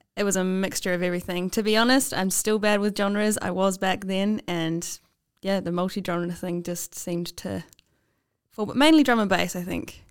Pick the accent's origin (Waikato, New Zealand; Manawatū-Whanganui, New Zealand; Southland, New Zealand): Waikato, New Zealand; Taupo; moved away; I'm from Taupo, uh, and there's one bar there, Finn's